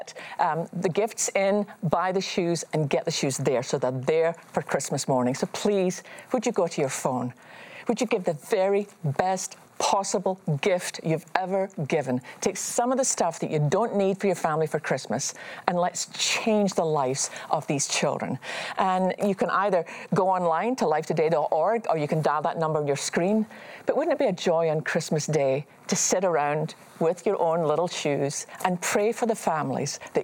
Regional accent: Scotland, United Kingdom; me growing up in Scotland

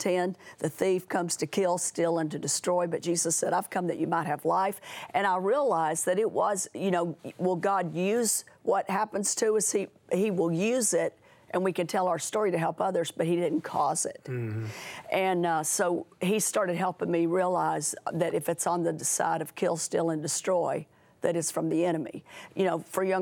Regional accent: Tennessee, United States; moved away; I was from Tennessee, the first home was in West Monroe, Louisiana

